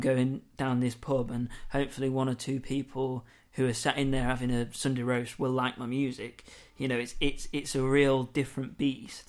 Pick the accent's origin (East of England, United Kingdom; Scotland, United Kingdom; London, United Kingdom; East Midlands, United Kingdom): East Midlands, United Kingdom; Lincoln; moved away; I come from Lincoln, that's where it's brought up